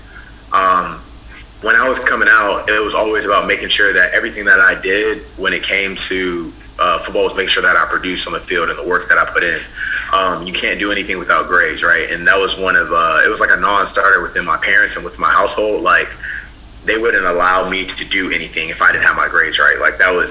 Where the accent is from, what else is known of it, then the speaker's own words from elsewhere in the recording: Houston, Texas, United States; I'm from Houston, Texas, born and raised